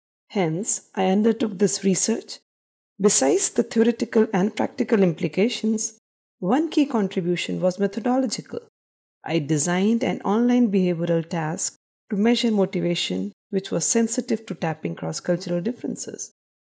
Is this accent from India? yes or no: yes; India; moved away as an adult; also born or lived in United States; I was born and raised in India before moving to the United States for my PhD.